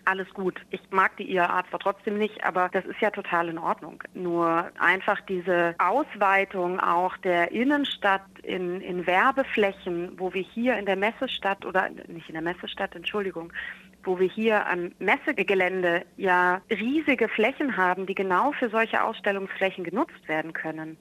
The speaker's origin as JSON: {"language": "German", "town": "Munich", "region": "Bavaria", "country": "Germany", "said": "ich komme aus München"}